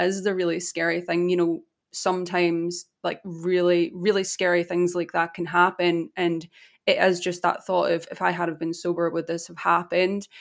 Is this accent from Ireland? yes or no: yes; Ireland; I'm Irish.